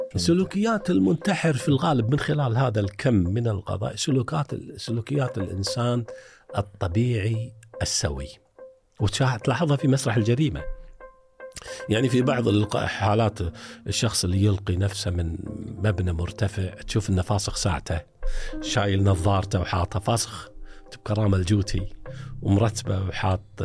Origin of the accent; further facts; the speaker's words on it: Kuwait; عندنا في الكويت